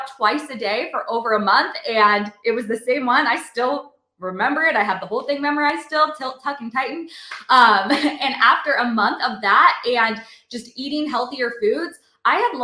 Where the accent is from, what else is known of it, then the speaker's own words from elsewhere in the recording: Seattle, Washington, United States; moved away as an adult; also born or lived in North Carolina; I moved across the country from Seattle to North Carolina